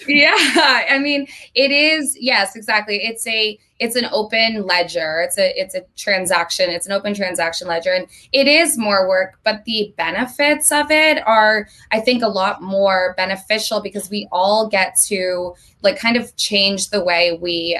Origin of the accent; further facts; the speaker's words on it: Vermont, United States; moved away as an adult; now in Los Angeles, United States; I lived in Vermont my entire life up until three months ago when I moved to LA on April 1st.